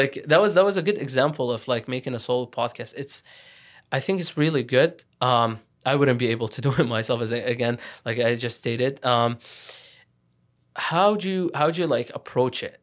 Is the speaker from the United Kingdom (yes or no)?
no; Iraq; also born or lived in Lebanon; now in Ottawa, Canada; I'm from, I'm from Iraq. I lived in Lebanon too. So, like, I'm Iraqi Lebanese.